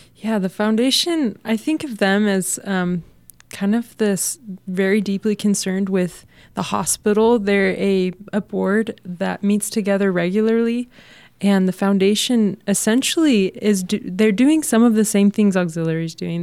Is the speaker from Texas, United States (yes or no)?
yes; Texas, United States; moved away; I'm from Texas